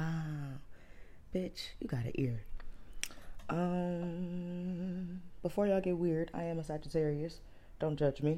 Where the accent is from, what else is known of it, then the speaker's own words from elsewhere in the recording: Cleveland, Ohio, United States; I'm from Cleveland